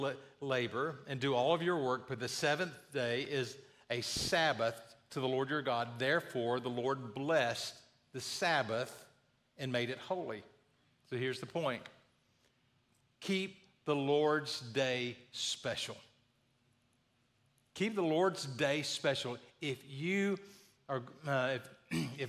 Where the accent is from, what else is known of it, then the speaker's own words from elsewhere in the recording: the South, United States; I grew up in the South